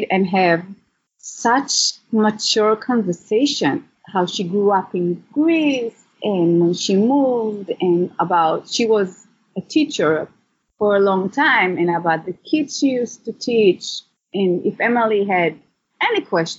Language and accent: English; Israel; moved away; I grew up in Israel. My dad was born in Iran, and my mom was born in Morocco.